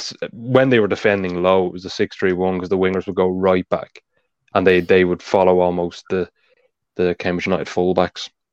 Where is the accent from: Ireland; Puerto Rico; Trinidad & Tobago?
Ireland; accent: Irish; being Irish, of course, you can tell by my accent